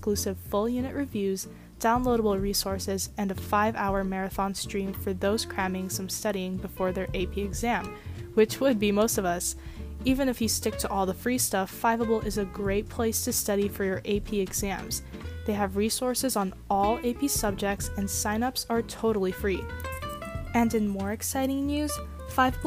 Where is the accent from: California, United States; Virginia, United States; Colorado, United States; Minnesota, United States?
California, United States; Los Angeles; I'm in 12th grade and I'm from Los Angeles, California